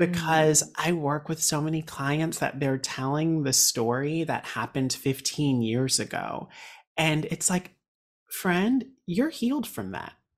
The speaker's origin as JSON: {"language": "English", "town": "Raleigh", "region": "North Carolina", "country": "United States", "moved": "as an adult", "lives_now": "New York City, United States", "said": "I am from Raleigh, North Carolina"}